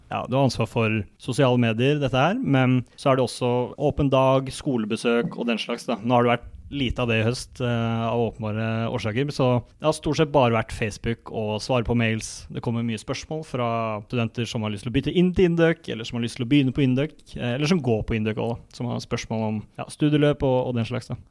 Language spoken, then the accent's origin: Norwegian; Kolbotn, Akershus, Norway; moved away as an adult; now in Trondheim, Norway; det er mulig det står en sykkel eh, hjemme på Kolbotn